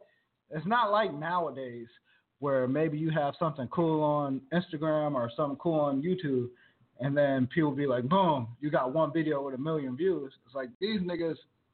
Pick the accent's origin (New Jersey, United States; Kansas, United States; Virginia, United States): Virginia, United States; moved away as an adult; now in California, United States; I'm Asian. You know, I'm Japanese. Like, that was, like, because growing up in Virginia